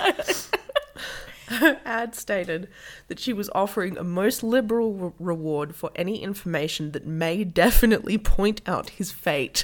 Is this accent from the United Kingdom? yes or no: no; Hay, New South Wales, Australia; my hometown of Hay